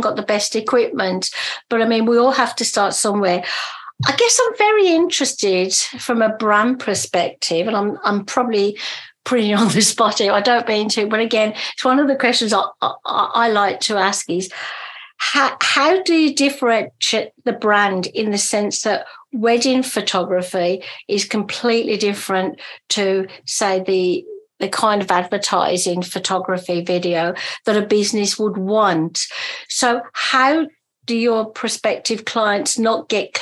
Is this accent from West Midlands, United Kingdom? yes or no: yes; Birmingham, West Midlands, United Kingdom; I come from Birmingham in England.